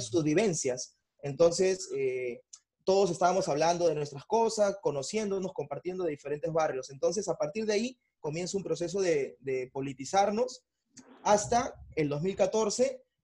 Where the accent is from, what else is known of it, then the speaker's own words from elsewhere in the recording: Bellavista, Callao, Peru; también de Bellavista, tengo 28 años